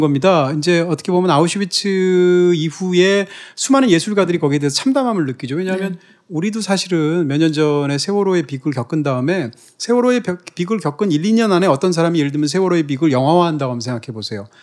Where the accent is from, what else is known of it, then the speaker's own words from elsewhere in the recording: Gangwon, South Korea; 제 경우에는 뭐 남자라든지, 뭐 대한민국 사람이라든지, 무슨 뭐 강원도 출신이라든지